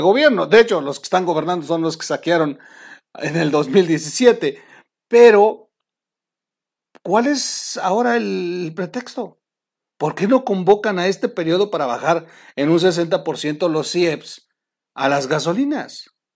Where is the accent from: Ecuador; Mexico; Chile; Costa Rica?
Mexico; somos los mexicanos